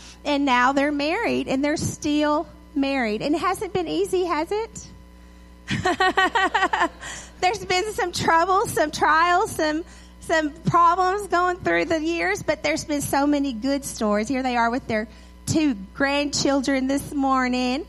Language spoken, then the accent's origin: English; Edgewood, Texas, United States; also born or lived in Tyler, Texas; I grew up in Edgewood with one red light.